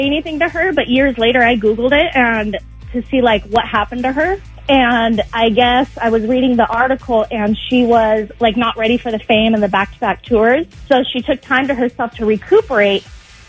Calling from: Cyprus; Hi, David and Kelly. … from Cyprus.

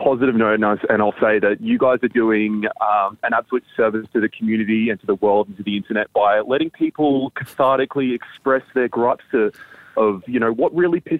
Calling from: Sunshine Coast, Queensland, Australia; I'm in the God's land of cool and Sunshine Coast, actually in Queensland.

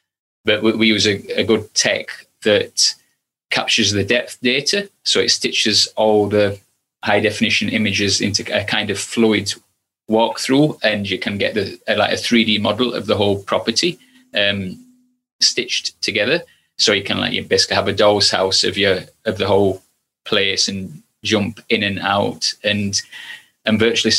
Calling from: Stoke-on-Trent, West Midlands, United Kingdom; I'm in Stoke-on-Trent at the minute.

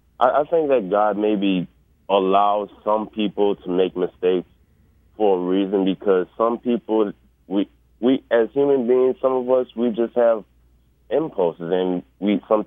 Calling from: New Orleans, Louisiana, United States; I'm calling from New Orleans, Louisiana.

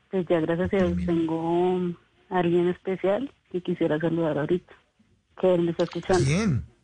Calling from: Bogotá, Colombia; De aquí, Bogotá.

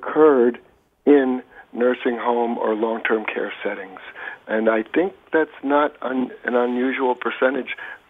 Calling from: Boston, Massachusetts, United States; I'm calling from Boston

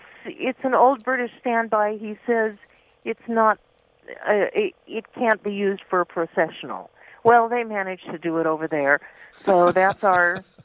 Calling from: Winnetka, California, United States

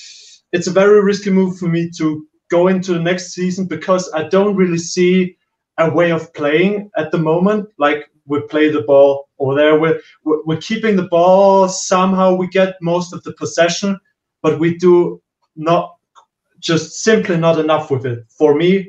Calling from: Austria; From countryside of Austria.

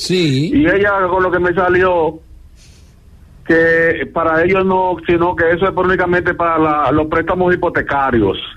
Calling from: New York, United States; de Nueva York.

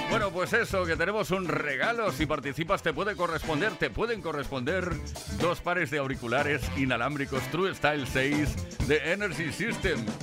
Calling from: Huelva, Andalusia, Spain; Hola, ¿qué hay? Buenas tardes … de de Huerva.

